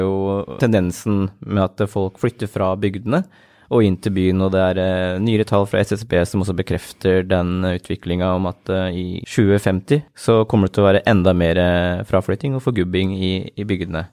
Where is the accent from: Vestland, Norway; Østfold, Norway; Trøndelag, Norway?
Østfold, Norway; Askim; also born or lived in Oslo; Grønlund, som er mitt område. Det er der jeg vokste opp